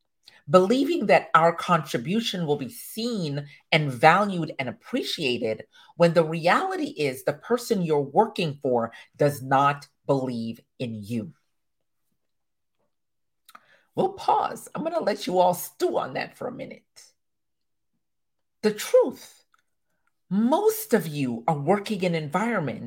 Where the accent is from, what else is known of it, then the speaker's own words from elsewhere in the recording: Jamaica; I am a Jamaican woman to my core.